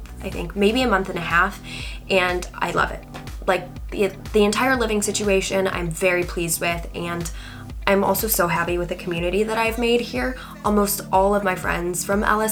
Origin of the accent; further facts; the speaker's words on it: Michigan, United States; moved away as an adult; also born or lived in Los Angeles, United States; now in London, United Kingdom; born and raised in Michigan in the United States